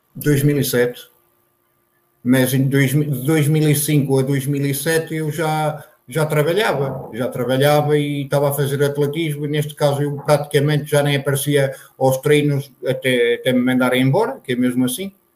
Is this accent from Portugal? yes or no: yes; Santa Marta de Penaguião, Vila Real District, Portugal; moved away as an adult; now in Lisbon, Portugal; Santa Marta é o meu conselho e sempre referi Santa Marta e refiro a minha aldeia, principalmente a minha aldeia, que é São João de Lobrigos